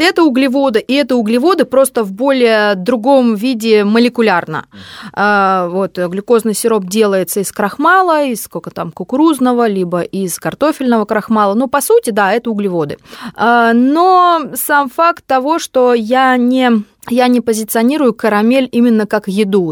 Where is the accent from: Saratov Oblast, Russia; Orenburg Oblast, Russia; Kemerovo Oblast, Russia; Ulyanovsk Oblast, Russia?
Kemerovo Oblast, Russia; Kemerovo; moved away as an adult; also born or lived in Krasnoyarsk; now in Moscow, Russia; я из Кемерово. Я родилась там, я там прожила, э, закончила школу, и только потом уехала